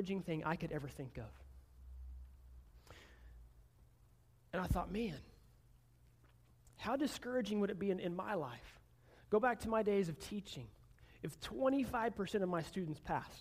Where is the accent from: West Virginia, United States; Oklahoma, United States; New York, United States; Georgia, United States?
Oklahoma, United States; I'm from Oklahoma. I've lived almost my entire life in Oklahoma.